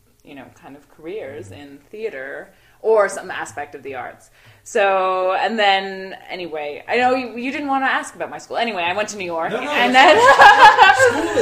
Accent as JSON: {"language": "English", "town": "Toronto", "region": "Ontario", "country": "Canada", "tie": "born or raised there", "also_born_or_lived": "Montreal", "said": "I grew up in Toronto"}